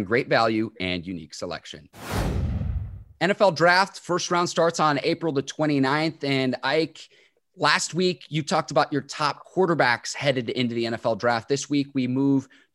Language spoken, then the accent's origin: English; Chicago, Illinois, United States; I'm from the Chicagoland area